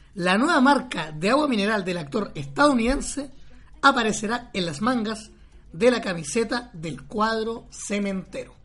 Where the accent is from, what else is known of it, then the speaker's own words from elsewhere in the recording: Maipú, Santiago Metropolitan Region, Chile; nací y criado en Maipú.